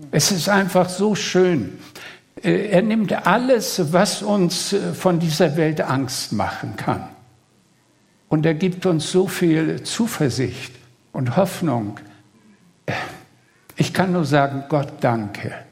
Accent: Greater Poland, Poland; Ja, ich komme, um es äh, kurz zu sagen, äh, aus in der Nähe von Posen. Poznan ist die zweitgrößte Stadt Polens. Also man fährt Berlin, Frankfurt-Oder und 200 Kilometer östlich ist Posen

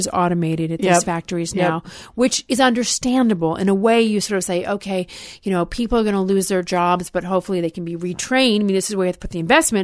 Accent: Alabama, United States; now in Los Angeles, United States; I'm from Alabama originally.

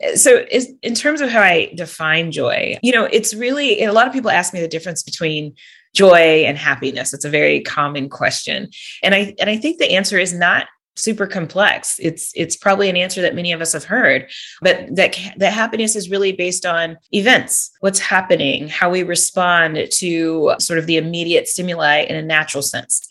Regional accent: California, United States; moved away as an adult; also born or lived in Wisconsin; now in Georgia, United States; I was born and raised in California

